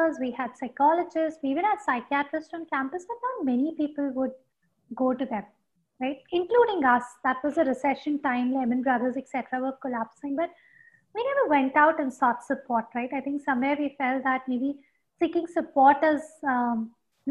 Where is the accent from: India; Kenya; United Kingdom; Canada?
India; Bhopal, Madhya Pradesh; grew up in Bhopal